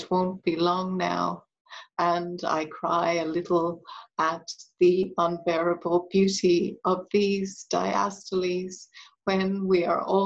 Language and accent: English; Ireland; accent: Irish; moved away as an adult; now in Australia; my voice is Irish. And I think that it essentially is, you know, that's where I come from. That's where my formative years were spent.